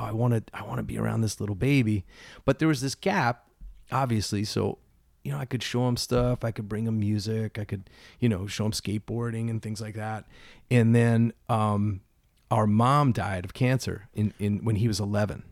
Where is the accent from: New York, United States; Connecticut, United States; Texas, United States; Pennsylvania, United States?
Pennsylvania, United States; Philadelphia; born and raised in Philly, um, in a little neighborhood named Roxborough